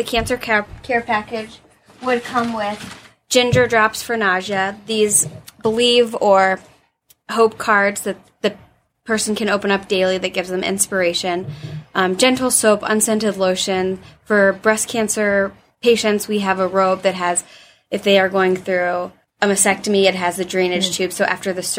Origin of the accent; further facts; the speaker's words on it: Dublin, Ohio, United States; I grew up in Dublin